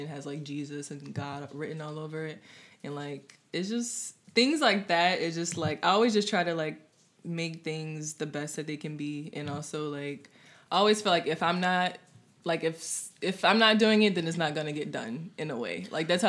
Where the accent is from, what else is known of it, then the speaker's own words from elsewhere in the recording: New Orleans, Louisiana, United States; I'm from the Fifth Ward area, which is like Bayou St. John, City Park.